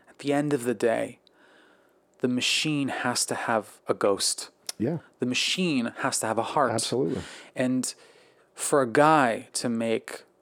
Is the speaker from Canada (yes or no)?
yes; Quebec, Canada; we talked about being Canadian, okay, growing right, up in the same part of Canada in Quebec.